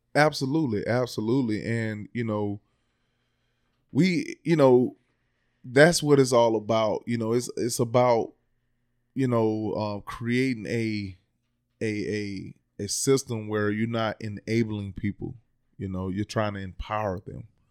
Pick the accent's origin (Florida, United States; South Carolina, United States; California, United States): Florida, United States; Palatka; moved away as an adult; I'm originally from Palaca, Florida